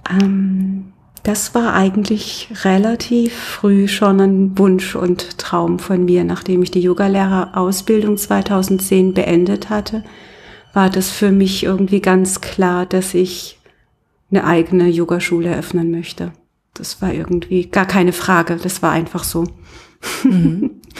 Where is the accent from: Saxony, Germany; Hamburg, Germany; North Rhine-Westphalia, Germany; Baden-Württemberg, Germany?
Baden-Württemberg, Germany; Karlsruhe; Also du kommst gar nicht von hier? nee, ich komme aus Karlsruhe.